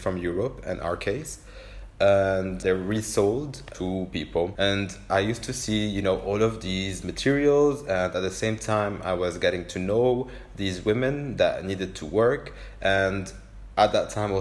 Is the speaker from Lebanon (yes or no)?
yes; Beirut, Beirut Governorate, Lebanon; half French and half Lebanese, but I grew up here in Beirut